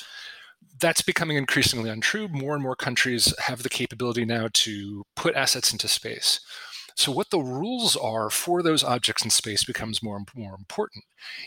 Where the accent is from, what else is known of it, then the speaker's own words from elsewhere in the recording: United States; moved away; I'm an American